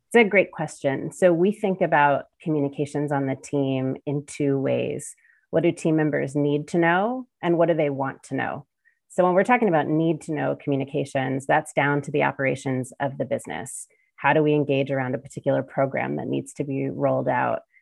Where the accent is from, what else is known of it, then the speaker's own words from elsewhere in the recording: Cincinnati, Ohio, United States; my hometown of Cincinnati, Ohio